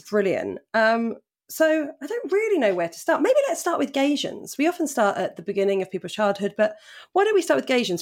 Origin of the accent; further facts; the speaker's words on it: Portsmouth, South East England, United Kingdom; where I grew up in Portsmouth